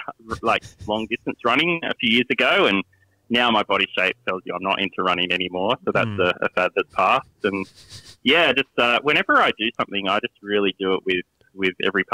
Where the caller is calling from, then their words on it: New South Wales, Australia; I am calling from Western Sydney.